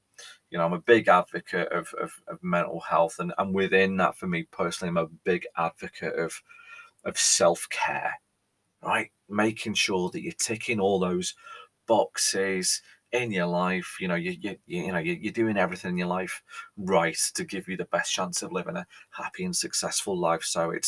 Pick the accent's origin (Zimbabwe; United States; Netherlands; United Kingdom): United Kingdom; England; But I think as a Brit, as an Englishman, as a British person, there's one thing that we all